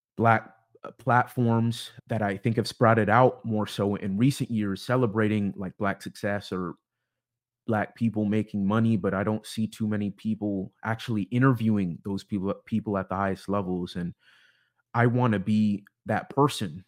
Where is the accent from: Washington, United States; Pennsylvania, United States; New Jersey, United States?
Washington, United States; Bellevue; also born or lived in Issaquah, Washington / Seattle, Washington; I, I am from Seattle, Washington. grew up more specifically in, in the suburbs east of the city in, in Bellevue and Issaquah